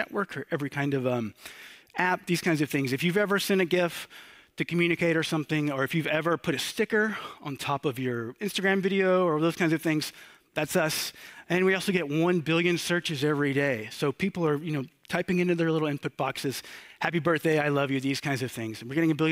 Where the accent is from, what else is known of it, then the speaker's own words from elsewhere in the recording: Georgia, United States; also born or lived in Athens, Georgia / Brooklyn, New York; I am from Georgia, right here. Georgia's in the U.S.